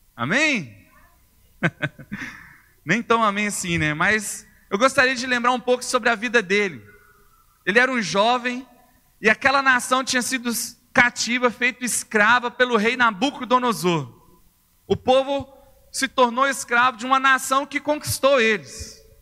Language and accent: Portuguese; Uberlândia, Minas Gerais, Brazil; moved away as an adult; now in Belo Horizonte, Brazil; Sou de Uberlândia, no Triângulo Mineiro, Uberlândia.